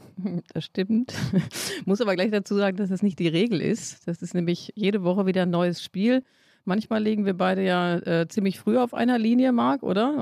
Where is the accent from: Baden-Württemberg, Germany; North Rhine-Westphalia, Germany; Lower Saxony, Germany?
North Rhine-Westphalia, Germany; Hamm; born or raised there